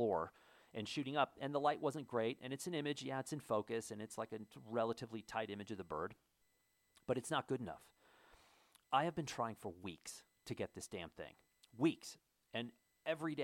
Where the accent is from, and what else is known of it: United States